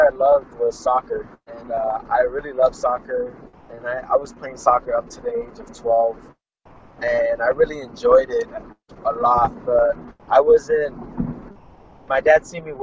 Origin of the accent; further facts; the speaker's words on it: Fresno, California, United States; I'm from Fresno, California, United States of America